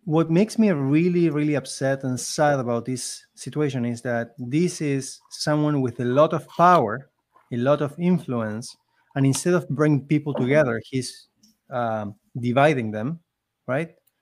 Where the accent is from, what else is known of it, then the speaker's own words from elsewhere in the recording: Argentina; English is a second language; moved away as an adult; now in Canada; I came from Argentina